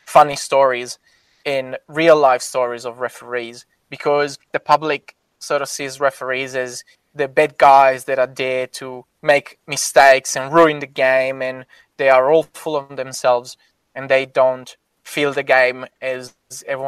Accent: Italy; I am obviously from Italy and I got connection from Italy

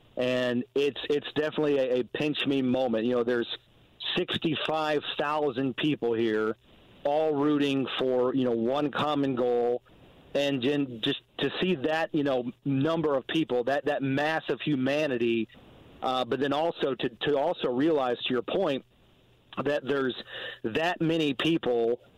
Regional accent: Indianapolis, Indiana, United States; I'm a kid from Indianapolis. I grew up 15 minutes from Lucas Oil Stadium. To have this job in the state, in the city that I grew up

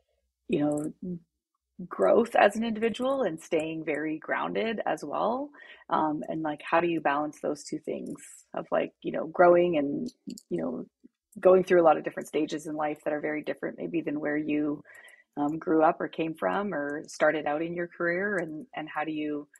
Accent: Abbotsford, British Columbia, Canada; I'm originally from Canada. So from Abbotsford, BC, sort of Vancouver area. Big family, so 5 kids, 4 girls, 1 boy. And was raised, you know, in a really loving family

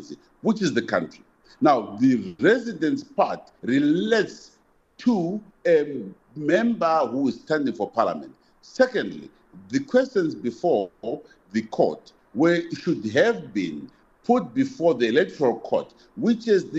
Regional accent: Zimbabwe; I will be campaigning in Zimbabwe, which is my country

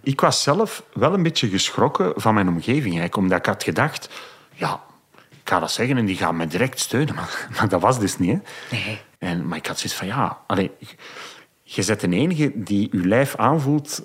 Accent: Dendermonde, Flanders, Belgium; in Dendermonde, mijn geboortestad

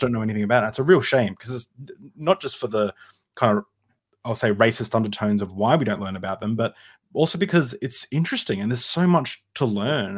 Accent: Australia; I'm, I'm, uh, born in Australia. Uh, you know, I, I grew up in Australia

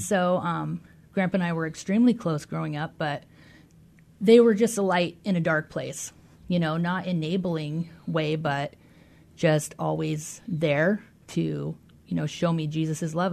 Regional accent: Des Moines, Washington, United States; I grew up in Des Moines, Washington

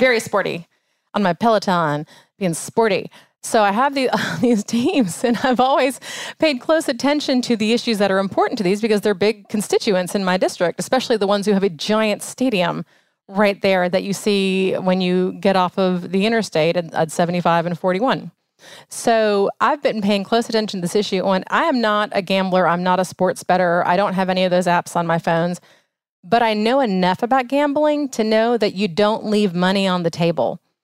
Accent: New Orleans, Louisiana, United States; now in Cobb County, Georgia, United States; I'm a Catholic from New Orleans

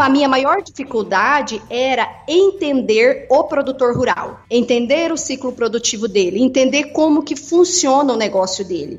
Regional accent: Mato Grosso, Brazil; also born or lived in Rio Grande do Sul / São Gabriel do Oeste, Mato Grosso do Sul / Tangará da Serra, Mato Grosso; nasci no Rio Grande do Sul, uhum. fui criado uma parte no Mato Grosso do Sul e no Mato Grosso

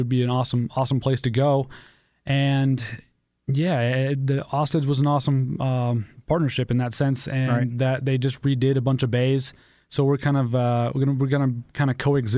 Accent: Crookston, Minnesota, United States; moved away as an adult; also born or lived in Whisper Rock; now in Fargo, United States; I grew up in Crookston, Minnesota

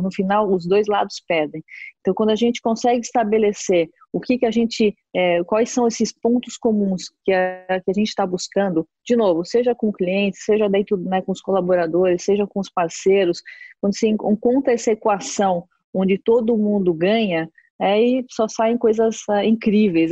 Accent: Brazil; como brasileiro

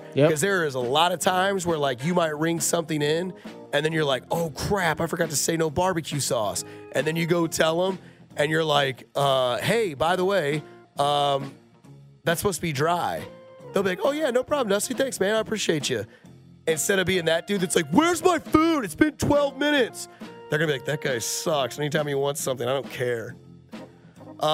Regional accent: Blue Springs, Missouri, United States; I grew up in Blue Springs. No longer there. It closed down.

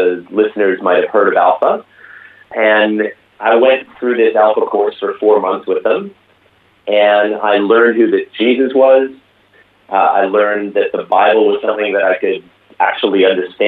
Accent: Vancouver, British Columbia, Canada; moved away as an adult; now in Sunshine Coast, Australia; I grew up in the lovely city of Vancouver on the west coast of Canada

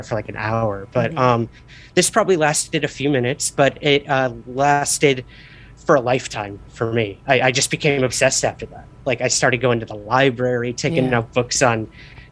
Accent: Syracuse, New York, United States; I'm originally from Syracuse, New York

